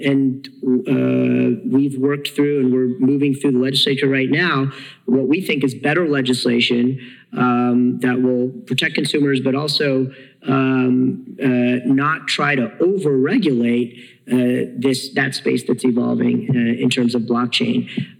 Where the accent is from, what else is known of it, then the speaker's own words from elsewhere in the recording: Jersey City, New Jersey, United States; I represent Hudson County, so I'm from Jersey City. Jersey City and Hoboken are in my district.